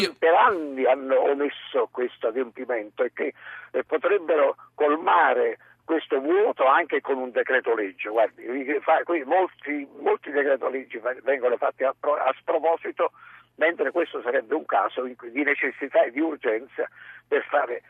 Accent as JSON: {"language": "Italian", "town": "Savona", "region": "Liguria", "country": "Italy", "said": "io sono di Savona quindi sono Ligure"}